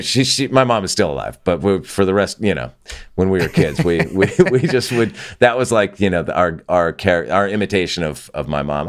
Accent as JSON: {"language": "English", "town": "Santa Barbara", "region": "California", "country": "United States", "tie": "born or raised there", "also_born_or_lived": "Los Angeles", "moved": "as an adult", "said": "my hometown and where I grew up and when I grew up there, which was, you know, Santa Barbara, California"}